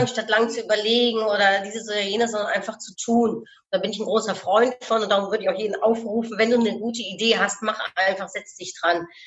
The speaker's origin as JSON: {"language": "German", "country": "Netherlands", "said": "ich bin Niederländerin"}